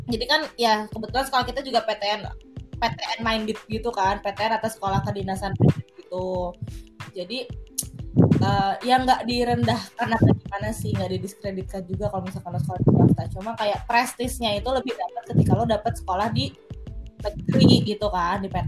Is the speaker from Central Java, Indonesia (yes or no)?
no; Bogor, West Java, Indonesia; jadi sekolah gue dari SD sampai SMA tuh lancar banget kayak gue masuk sekolah gampang gitu loh kayak misalnya gue SD di yang yang yang quiet populer di Bogor SMP SMA juga yang terbaik alhamdulillah katanya sih terbaik di Bogor gitu